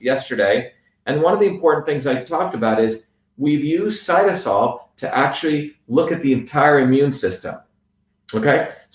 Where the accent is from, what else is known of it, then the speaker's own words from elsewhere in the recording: India; now in United States; I grew up in India